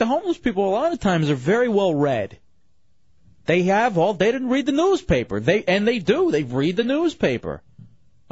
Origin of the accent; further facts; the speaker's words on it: Dallas, Texas, United States; growing up in Dallas, Texas, we'd roll on down to the Hasty, which was the liquor store